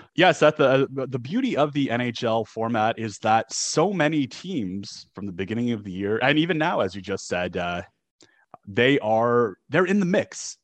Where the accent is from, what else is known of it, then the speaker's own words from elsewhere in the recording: Canada; as a Canadian